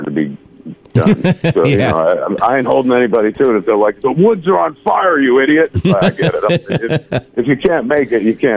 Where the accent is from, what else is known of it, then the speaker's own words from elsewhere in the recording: Atlantic Highlands, New Jersey, United States; moved away as an adult; also born or lived in California; I bought my hometown movie theater, the Atlantic Highlands Twin Cinema